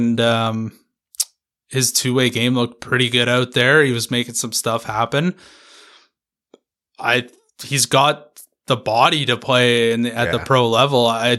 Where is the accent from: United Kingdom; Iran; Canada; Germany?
United Kingdom; England; I'm English.